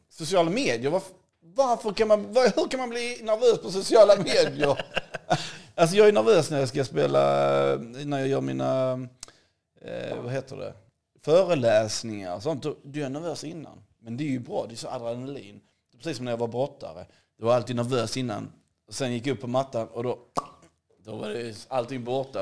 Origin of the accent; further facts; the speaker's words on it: Hässleholm, Skåne, Sweden; moved away; also born or lived in Bahamas; Jag är uppväxt i Skåne, i Hässleholm